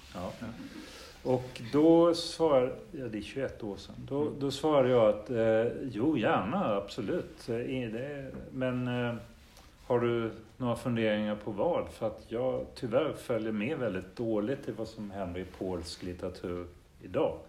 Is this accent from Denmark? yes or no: yes; Denmark; moved away; Det är ju nästan mitt känslomässiga modersmål mm. eftersom mm. jag växte upp i Danmark